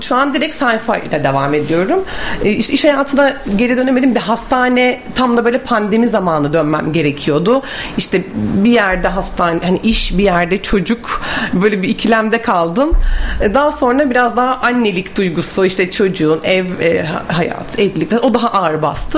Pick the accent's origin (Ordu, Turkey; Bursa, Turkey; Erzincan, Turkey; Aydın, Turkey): Bursa, Turkey; also born or lived in Mudanya; Bursalıyım. Mudanya'da ikametgah ediyoruz.